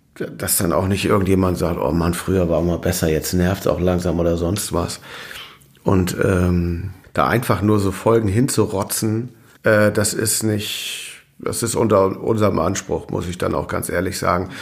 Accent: Dithmarschen, Schleswig-Holstein, Germany; moved away as an adult; also born or lived in Meldorf; now in Hamburg, Germany; Ich bin Dithmarscher in Hamburg.

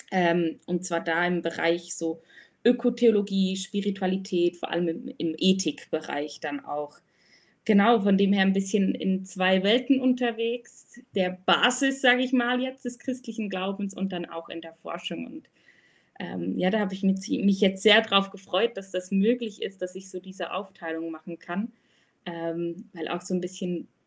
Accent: Switzerland; Ich komme aus der Schweiz oder wohne auch in der Schweiz, im wunderschönen Bern.

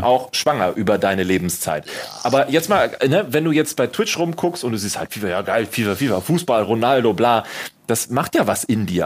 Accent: Germany; bei uns in Deutschland

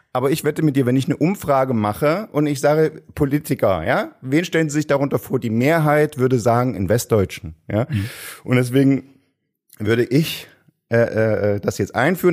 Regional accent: Saxony, Germany; Ich bin ja selbst aus Sachsen

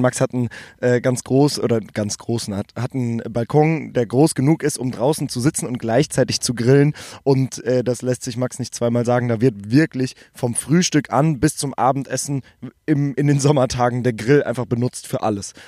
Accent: Germany; ich bin aus Deutschland

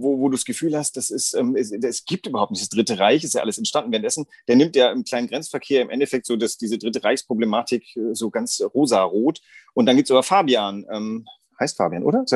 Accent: Germany; bei uns Deutschen

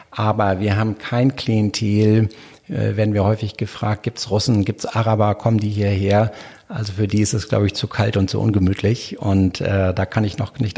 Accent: Hamburg, Germany; ich könnte das jetzt als Hamburger dann so ein Objekt nicht kaufen.

